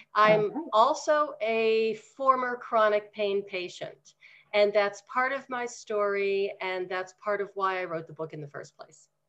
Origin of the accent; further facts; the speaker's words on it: Pennsylvania, United States; now in Denver, United States; back in Pennsylvania.